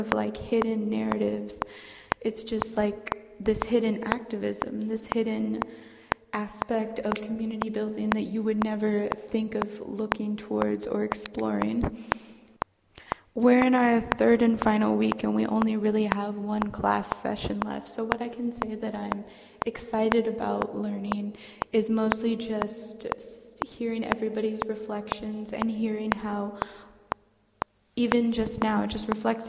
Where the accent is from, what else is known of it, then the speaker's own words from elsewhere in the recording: Houston, Texas, United States; I'm from Houston, Texas